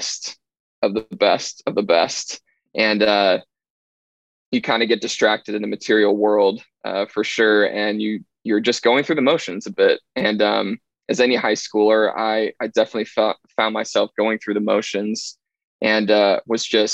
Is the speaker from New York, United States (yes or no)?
no; Carmel, Indiana, United States; I grew up right here in Carmel